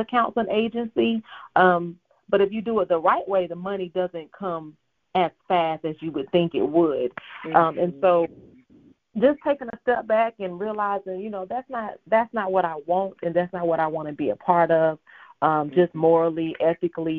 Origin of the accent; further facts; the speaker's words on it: Augusta, Georgia, United States; I am from Augusta, Georgia, born and raised, a military brat, but I kind of got settled in Augusta, Georgia at 11, so I can say that I am from Augusta, Georgia